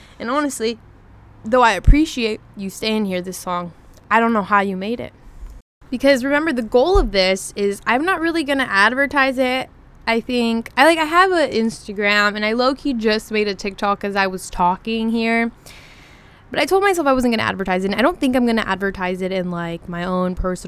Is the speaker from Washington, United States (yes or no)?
yes; Washington, United States; So I'm originally from Washington. And if you're from Washington, you know that all of us are caffeine addicts.